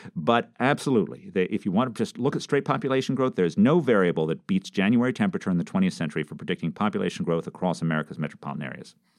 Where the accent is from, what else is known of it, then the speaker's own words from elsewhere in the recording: New York City, New York, United States; moved away; I grew up in New York City